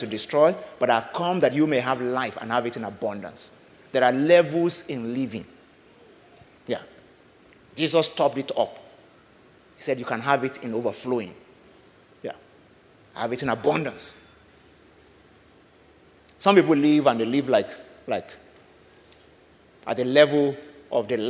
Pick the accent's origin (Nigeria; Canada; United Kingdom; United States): Nigeria; I'm speaking from Nigeria this morning